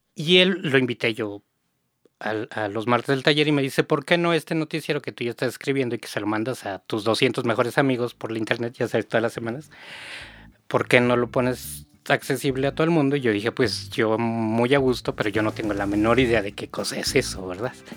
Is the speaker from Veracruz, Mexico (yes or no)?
no; Mexico City, Mexico; Yo soy de Xochimilco